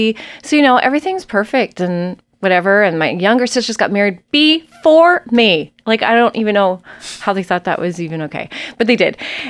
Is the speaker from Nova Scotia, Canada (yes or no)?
yes; Nova Scotia, Canada; also born or lived in Prince Edward Island / New Brunswick / Ontario; I'm from the East Coast of Canada originally. I was born in Nova Scotia and we lived in Prince Edward Island and New Brunswick and Ontario.